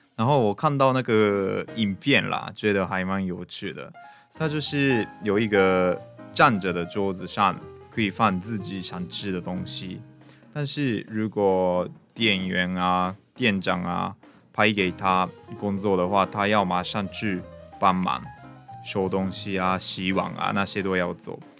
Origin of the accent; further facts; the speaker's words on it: Japan; Chinese is a second language; moved away as an adult; now in Taiwan; 我们日本人